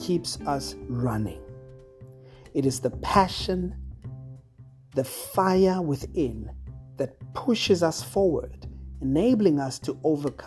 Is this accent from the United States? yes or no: no; South Africa; South Africa, my home country